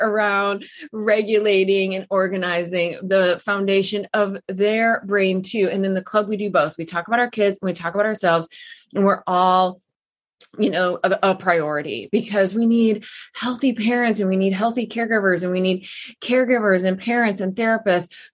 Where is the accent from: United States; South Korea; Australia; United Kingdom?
United States; Midwest; moved away; also born or lived in Texas; growing up in the Midwest